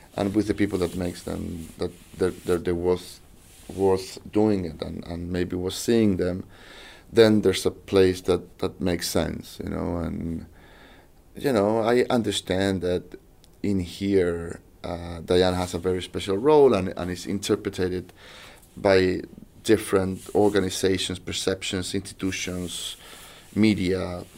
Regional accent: Chile; I'm from South America, from Chile

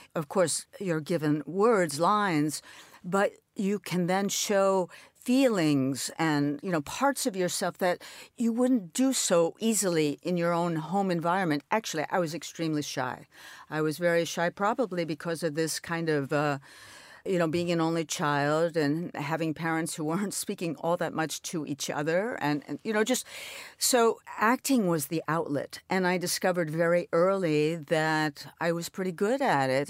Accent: New York City, New York, United States; I'm an only child. I grew up in New York

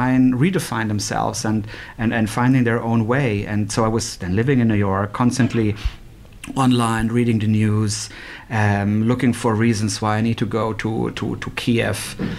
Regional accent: Switzerland; also born or lived in Germany; It was so strange for me growing up in Switzerland and Germany.

